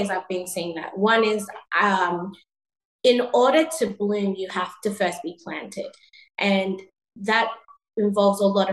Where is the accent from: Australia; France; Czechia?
Australia; Sydney, New South Wales; moved away as an adult; also born or lived in Ghana / New York; coming from Ghana and before that growing up in Sydney